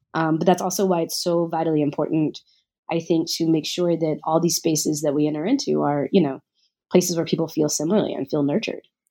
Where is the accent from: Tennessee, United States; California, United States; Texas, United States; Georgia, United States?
Tennessee, United States; Nashville; I grew up in Nashville, Tennessee